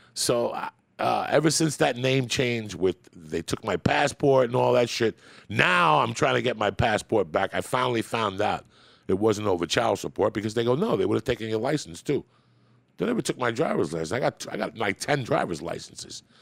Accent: Cuba; moved away; I was born in Cuba

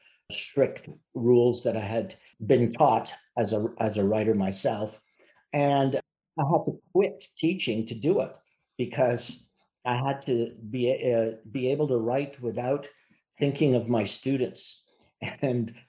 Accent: Montreal, Quebec, Canada; I was born in Montreal

